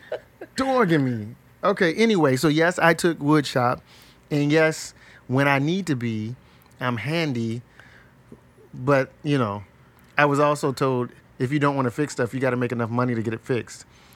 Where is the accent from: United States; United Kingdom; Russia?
United States; Ohio; I grew up in South Linden, and I went to black schools, public schools, so even opposite in the class context.